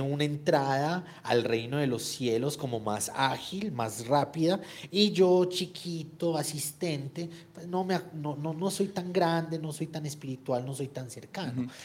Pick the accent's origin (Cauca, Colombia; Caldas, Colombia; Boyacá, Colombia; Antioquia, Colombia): Antioquia, Colombia; Yo soy antioqueño en mi país